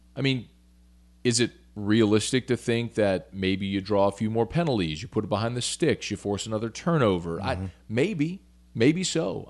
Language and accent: English; Baton Rouge, Louisiana, United States; also born or lived in New Orleans; I was born in New Orleans. Yeah. Moved to Baton Rouge yeah. in '89